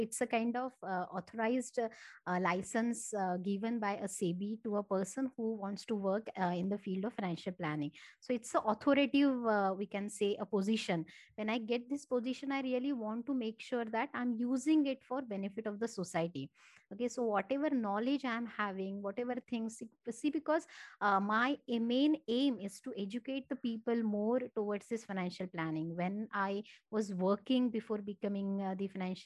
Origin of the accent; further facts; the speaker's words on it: Marathi, Maharashtra, India; first language Marathi; English is a second language; Marathi, which is my mother tongue.